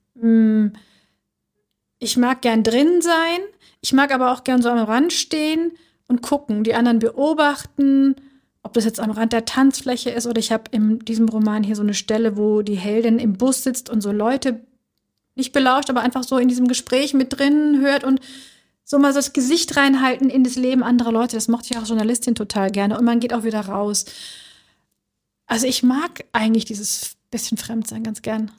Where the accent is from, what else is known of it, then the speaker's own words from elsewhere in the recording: Schwäbisch Gmünd, Baden-Württemberg, Germany; moved away as an adult; now in Berlin, Germany; dieser Ort also Schwäbisch Gmünd, wo ich groß geworden bin